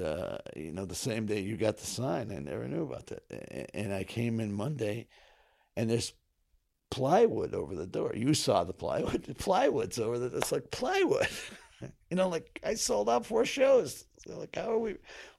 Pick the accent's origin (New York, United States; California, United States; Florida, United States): New York, United States; North Syracuse; born or raised there; also born or lived in Kingston, New York